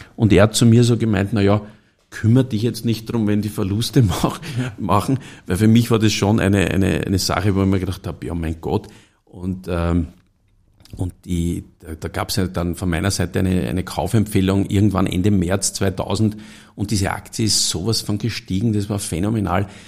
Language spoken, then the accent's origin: German; Stockerau, Lower Austria, Austria; ich komme aus Stockerau